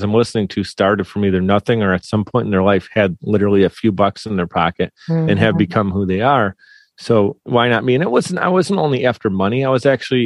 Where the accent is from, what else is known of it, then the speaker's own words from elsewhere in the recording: Buffalo, New York, United States; We're from Buffalo, New York